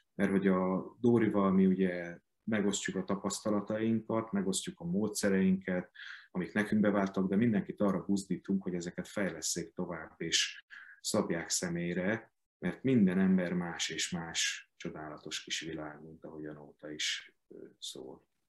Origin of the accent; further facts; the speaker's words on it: Hungary; a szülővárosomban, a Petőfi Színházban